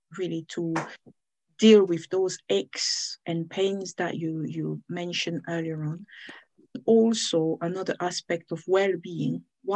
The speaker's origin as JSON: {"language": "English", "country": "Cameroon", "moved": "yes", "lives_now": "United Kingdom", "said": "I'm from Cameroon, but I live in the United Kingdom."}